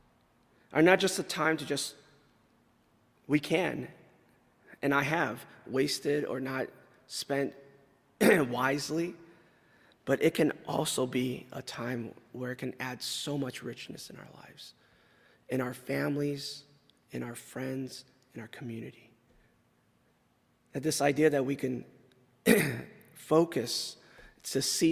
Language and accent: English; California, United States; moved away; I grew up in California